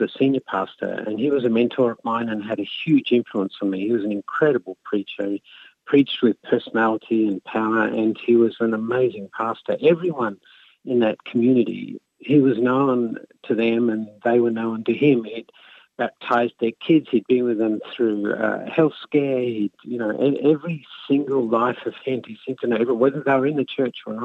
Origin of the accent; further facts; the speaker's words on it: Australia; now in United States; I grew up in Australia in a Happy Methodist church